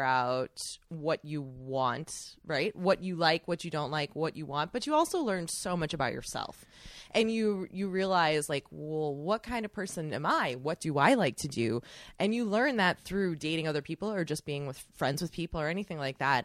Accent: Chicago, Illinois, United States; moved away as an adult; I'm from Chicago. I moved back home

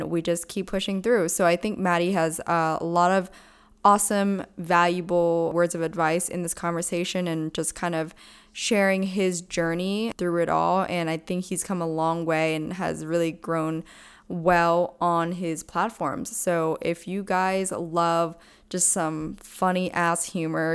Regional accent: Pennsylvania, United States; I'm actually from Pennsylvania

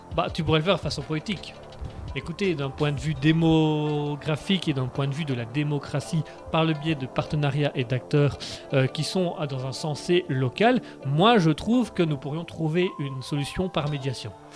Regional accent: Belgium; Nous sommes belges

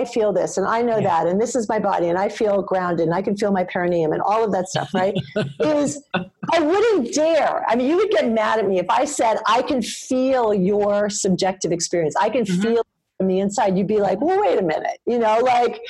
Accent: New York, United States; me as a New Yorker

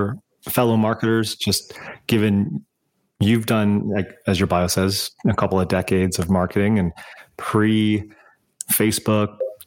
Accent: West Coast, United States; I grew up on the West Coast

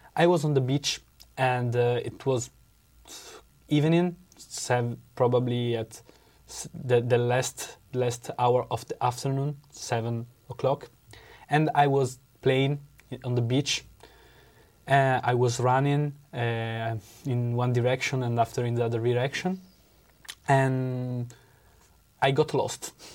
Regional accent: Venice, Veneto, Italy; English is a second language; I'm from Italy. I come from Venice.

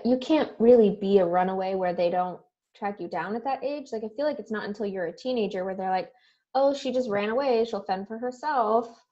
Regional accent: Southern California, United States; I grew up in Southern California

